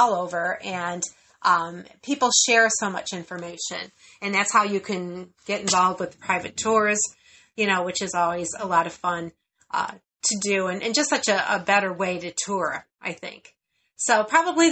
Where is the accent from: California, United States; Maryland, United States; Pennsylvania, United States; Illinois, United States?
Illinois, United States; Chicago; We're from Chicago